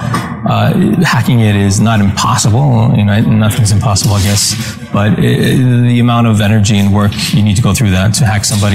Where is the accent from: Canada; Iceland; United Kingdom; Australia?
Iceland; moved away; I'm from Iceland originally, and so I have an Icelandic EID